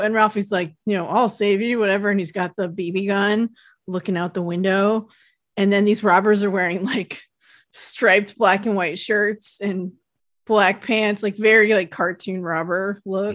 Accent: United States; Tahoe didn't really have big department stores, they still don't really. We had, like, Kmart that I worked at when I was a teenager

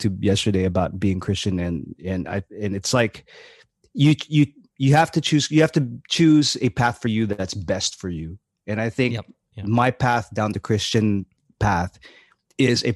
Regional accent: Bay Area, California, United States; I grew up in the Bay

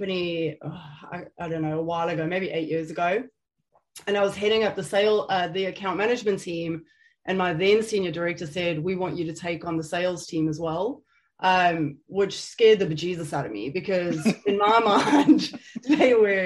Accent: South Africa; moved away as an adult; now in United Kingdom; I am South African, born and bred. I was raised in a pretty pokey town back in South Africa

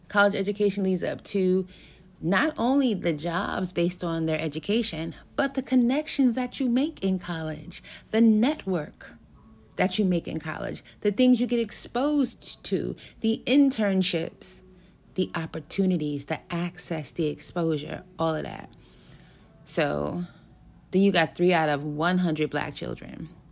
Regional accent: New York City, New York, United States; I grew up in New York City.

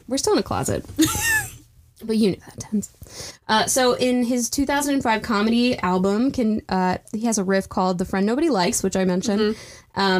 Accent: England, United Kingdom; I'm an English person.

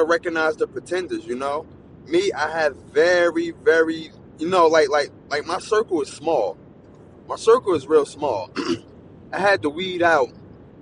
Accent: New Jersey, United States; Where I'm from New Jersey

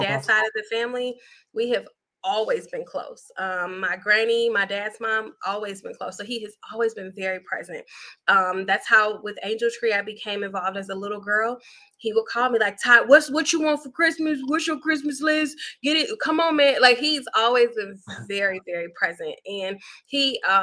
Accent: Chicago, Illinois, United States; moved away; I grew up on the South Side, 79th Street

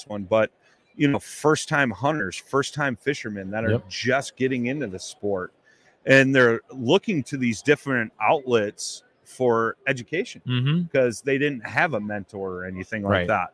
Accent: Chicago, Illinois, United States; I'm a blues man. I'm from Chicago.

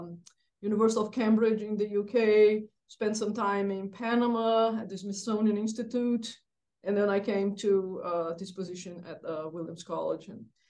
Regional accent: Brazil; moved away as an adult; now in United States; I grew up in Brazil

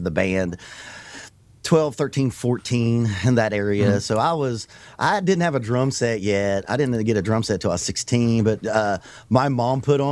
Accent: the South, United States; I'm a drummer and I'm from the South

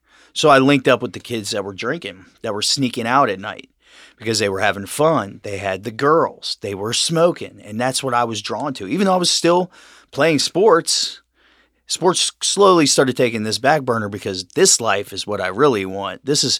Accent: Cincinnati, Ohio, United States; I was raised here in Cincinnati.

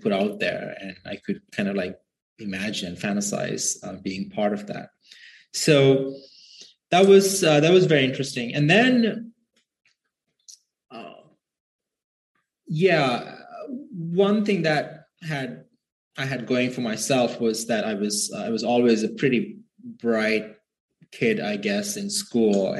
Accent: Sri Lanka; moved away as an adult; now in United States; I grew up in Sri Lanka, and my parents are lower middle class folks.

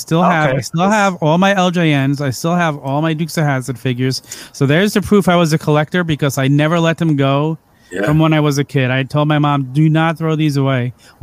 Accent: New York City, New York, United States; So I grew up on Staten Island in New York.

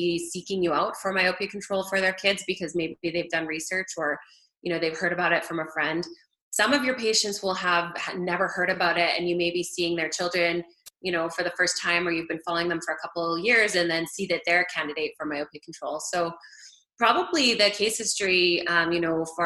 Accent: Alberta, Canada; moved away as an adult; also born or lived in Forest Grove, Oregon, United States / Houston, United States; I'm Canadian, so I grew up in Alberta.

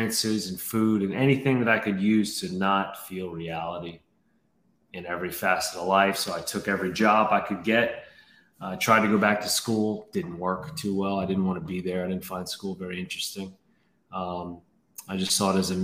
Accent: New Orleans, Louisiana, United States; moved away as an adult; I grew up in New Orleans. That's where I'm from, born and raised.

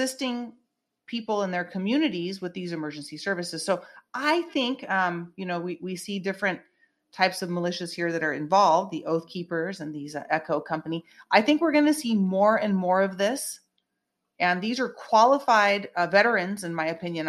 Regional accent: Northern California, United States; now in Southern California, United States; I am not originally from Southern California. I keep trying to go back to Northern California

